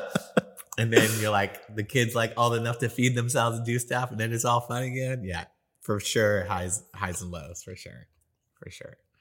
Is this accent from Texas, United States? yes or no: no; New York, United States; now in San Antonio, United States; I'm from New York, and I grew up skateboarding